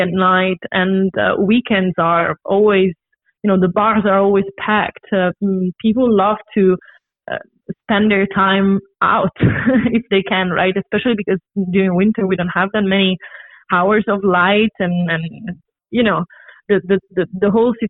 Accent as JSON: {"language": "English", "town": "Rome", "region": "Lazio", "country": "Italy", "moved": "as an adult", "lives_now": "Copenhagen, Denmark", "said": "I'm Italian. I'm originally from Rome, and I've been living here for the past 4 years."}